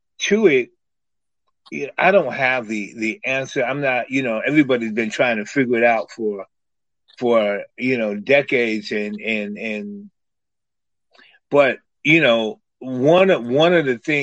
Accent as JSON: {"language": "English", "town": "New York City", "region": "New York", "country": "United States", "tie": "born or raised there", "also_born_or_lived": "Iowa City, Iowa", "moved": "as an adult", "said": "growing up in Harlem and traveling around"}